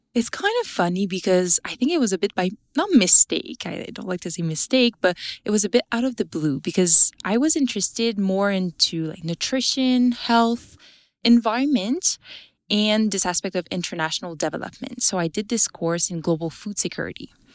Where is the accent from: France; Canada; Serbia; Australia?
Canada; Abitibi, Quebec; I'm from Abitibi in Quebec